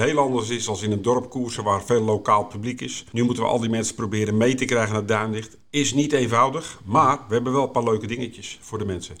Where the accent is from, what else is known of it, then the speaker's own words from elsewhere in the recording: Haarlemmermeer, North Holland, Netherlands; also born or lived in Voorburg; we zijn toen verhuisd naar, eh, toen was ik drie of vier, naar de Halemermeer.